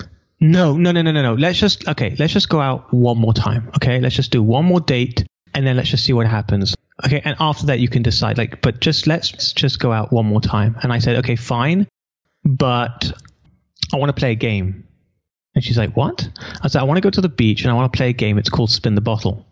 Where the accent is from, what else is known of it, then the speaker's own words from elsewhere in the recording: England, United Kingdom; moved away as an adult; now in Israel; I'm an English boy who's never been to America.